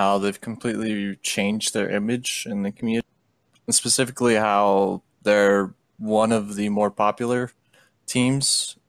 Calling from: Dallas, Texas, United States

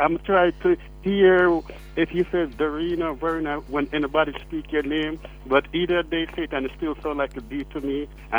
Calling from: New York, United States; I'm calling from New York.

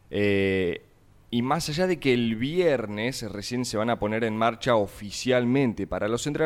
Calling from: Avellaneda, Buenos Aires Province, Argentina; de Avellaneda

